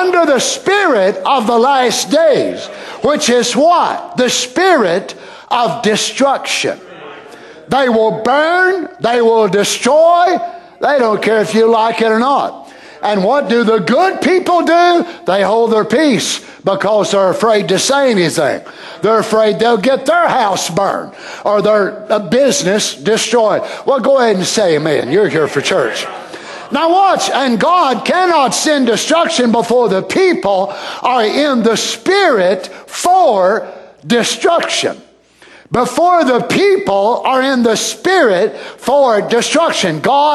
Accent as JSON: {"language": "English", "country": "United States", "said": "I'm American, but I'm not American by this spirit"}